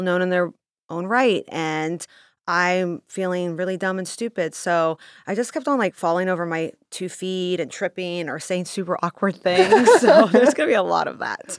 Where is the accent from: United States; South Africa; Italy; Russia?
Russia; moved away; I grew up in Russia